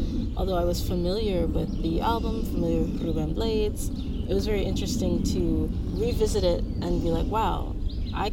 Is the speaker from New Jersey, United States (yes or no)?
yes; New Jersey, United States; also born or lived in South Orange, New Jersey; I'm from New Jersey